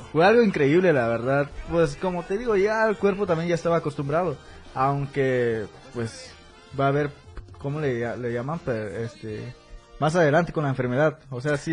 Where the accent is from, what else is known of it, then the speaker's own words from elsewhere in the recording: Mexico; moved away as an adult; also born or lived in Tenería, State of Mexico; now in Tuxtla Gutiérrez, Mexico; mi pueblo, San Francisco